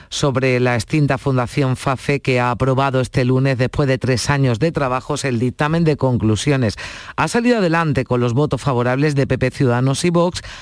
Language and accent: Spanish; Portugal; Spanish is a second language; Yo soy portugués y, y merece pena vale a pena.